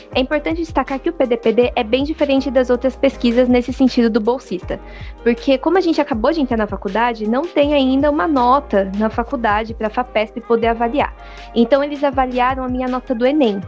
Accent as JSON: {"language": "Portuguese", "region": "São Paulo", "country": "Brazil", "said": "Eu sou de São Mateus, Zona Leste, periferia de São"}